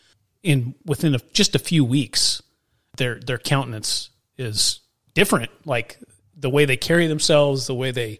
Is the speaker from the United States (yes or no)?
yes; Midwest, United States; now in West Coast, United States; I grew up in the Midwest